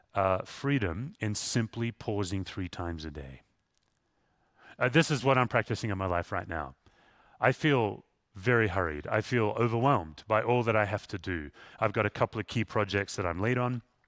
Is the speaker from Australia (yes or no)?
yes; Perth, Western Australia, Australia; moved away; Where I grew up in Western Australia, it's the most isolated city in the world.